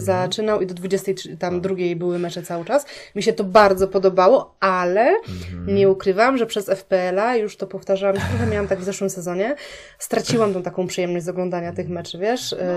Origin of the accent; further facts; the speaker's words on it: Poznań, Greater Poland, Poland; moved away; pochodzę z Poznania